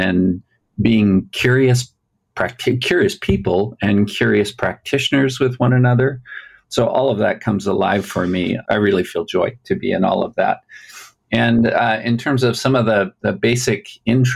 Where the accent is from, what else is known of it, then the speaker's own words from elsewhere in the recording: Alberta, Canada; now in Utah, United States; And I also come from Canada. So there's a shared Canadian thing. I grew up in Alberta.